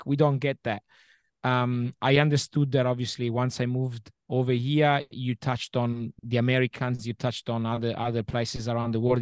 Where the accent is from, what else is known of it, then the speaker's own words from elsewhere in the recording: Milan, Lombardy, Italy; English is a second language; moved away as an adult; now in Adelaide, Australia; I come from, like I said before, I come from Milano